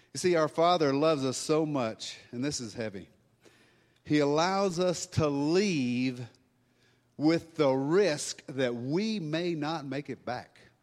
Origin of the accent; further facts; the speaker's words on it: Louisiana, United States; now in Colorado, United States; I'm from Louisiana.